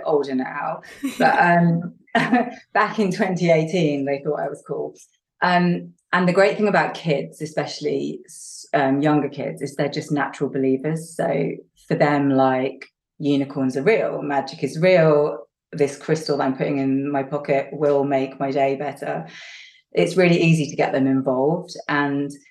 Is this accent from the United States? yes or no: no; the north of England, United Kingdom; I'm English and Northern English